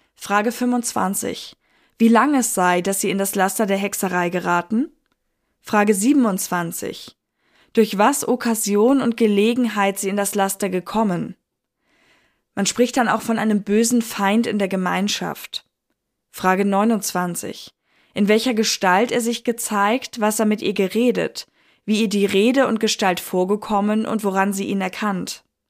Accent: Northern Germany, Germany; ich bin Deutsche, ich gebe es offen zu. Aus dem hohen Norden komme ich her

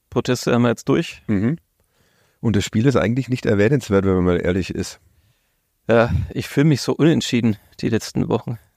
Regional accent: Bavaria, Germany; born there; ich als äh, gebürtiger Oberfranke

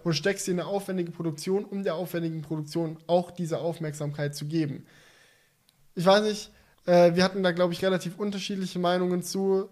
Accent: Swabia, Baden-Württemberg, Germany; ich bin Schwabe

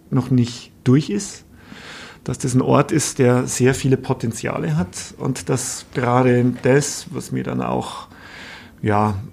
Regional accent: Bavaria, Germany; ich bin gebürtiger Oberpfälzer, ich komme aus der Gegend.

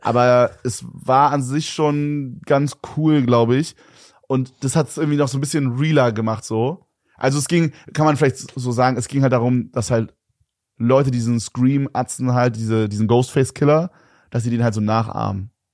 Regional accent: Berlin, Germany; da gab es nur so Naturfilme bei uns in Berlin

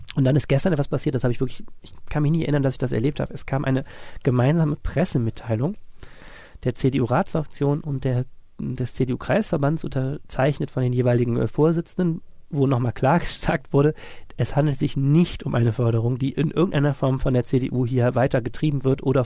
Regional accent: Germany

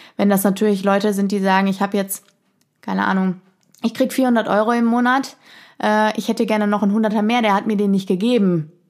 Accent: Germany; bei uns in Deutschland

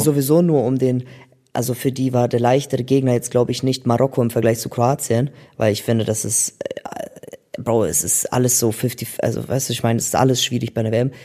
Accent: Germany; ich bin in Deutschland geboren

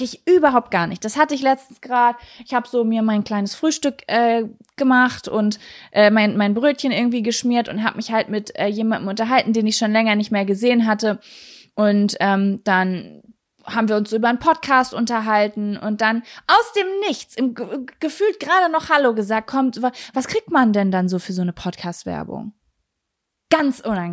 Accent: Lübbecke, North Rhine-Westphalia, Germany; moved away; also born or lived in Berlin; dass ich gerade hier in meiner Heimatstadt bin

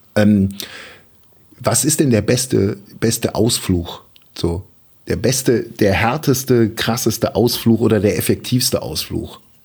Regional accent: Germany; als Deutscher

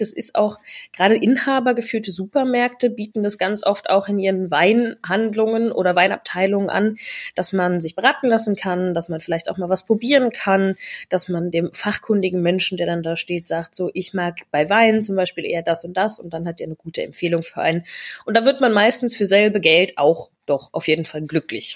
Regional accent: Rhineland-Palatinate, Germany; moved away; ich komme aus der Pfalz ursprünglich

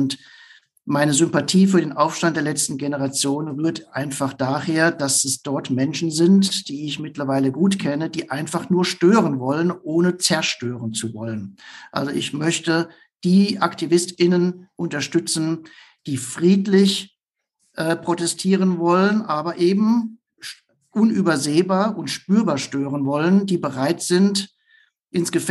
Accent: Nuremberg, Bavaria, Germany; würde ich mich als Nürnberger freuen, wenn der Club etwas besser dastehen würde als die Grünen Fürther

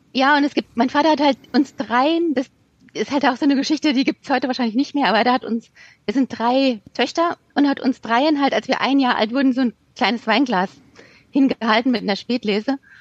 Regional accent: Rhineland-Palatinate, Germany; ich bin ja in der Pfalz aufgewachsen

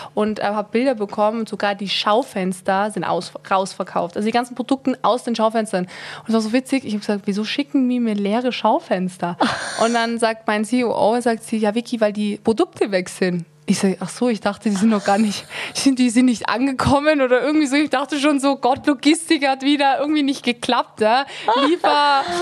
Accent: Tyrol, Austria; ich bin eine Tirolerin. Ja, ich bin hier groß geworden.

